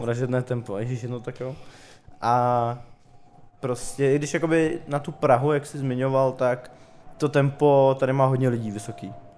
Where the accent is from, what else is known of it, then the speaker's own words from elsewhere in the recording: Prague, Czechia; jak jsem z Prahy, tak prostě mám tady spoustu známých